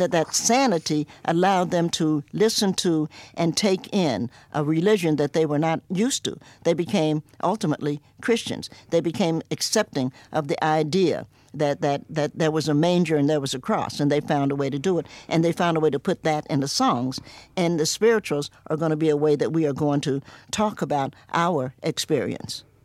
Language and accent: English; Cincinnati, Ohio, United States; also born or lived in Knoxville, Tennessee / New York; now in Roanoke, United States; I was born in Knoxville, Tennessee, grew up in Cincinnati